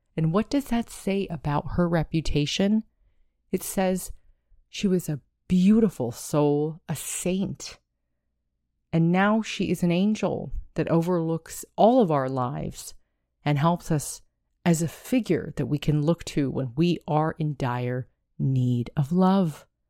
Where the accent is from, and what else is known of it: United States